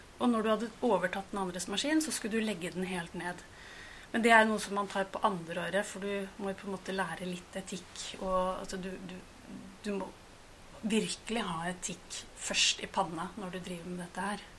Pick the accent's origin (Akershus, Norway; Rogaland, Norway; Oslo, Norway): Oslo, Norway; født og oppvokst i Oslo